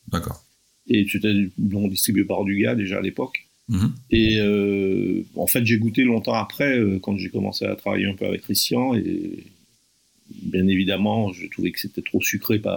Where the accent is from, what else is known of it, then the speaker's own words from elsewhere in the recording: Martinique; en tant que Martiniquais